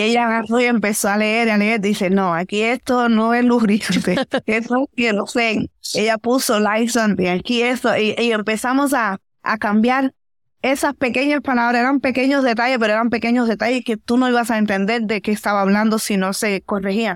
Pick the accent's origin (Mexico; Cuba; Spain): Cuba; moved away as an adult; now in Oakland, United States; yo vengo de Cuba